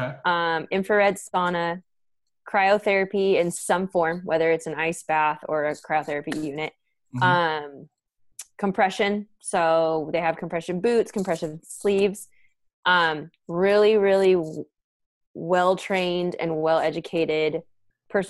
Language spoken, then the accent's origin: English; San Diego, California, United States; also born or lived in San Francisco Bay Area, California; I grew up in San Diego, went to the Bay to go to school, stayed in the Bay for 8 years, and then came back to San Diego.